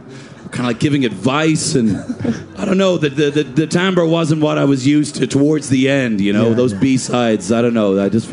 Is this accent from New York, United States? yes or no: yes; New York, United States; Sounds similar with my accent. You know I'm from New York, Salty.